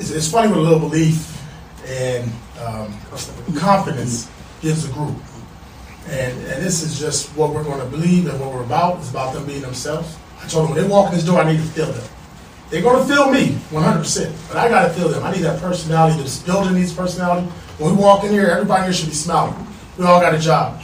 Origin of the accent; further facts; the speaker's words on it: Compton, California, United States; I grew up in Compton, California.